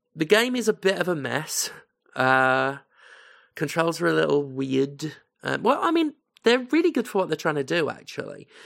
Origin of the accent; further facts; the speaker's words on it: United Kingdom; as a British person who knows British history